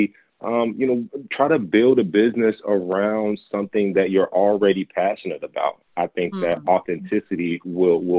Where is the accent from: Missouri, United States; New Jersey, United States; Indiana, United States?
Indiana, United States; Gary; moved away; I'm originally from Gary, Indiana.